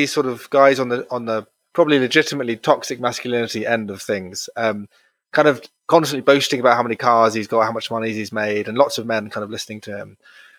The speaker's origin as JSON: {"language": "English", "country": "United Kingdom", "said": "I said yes, and I wasn't just being British and agreeable"}